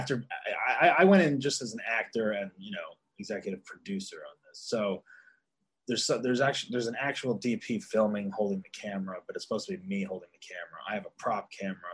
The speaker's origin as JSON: {"language": "English", "region": "New Jersey", "country": "United States", "tie": "born or raised there", "moved": "yes", "said": "in New Jersey, in my hometown"}